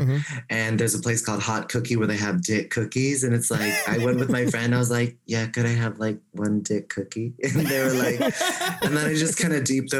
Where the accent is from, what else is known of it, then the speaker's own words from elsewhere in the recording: San Francisco, California, United States; I'm from San Francisco.